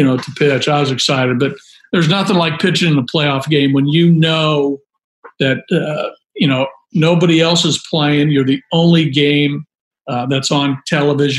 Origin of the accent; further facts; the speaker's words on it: Washington, United States; also born or lived in San Mateo, California; I was born in San Mateo but raised in Washington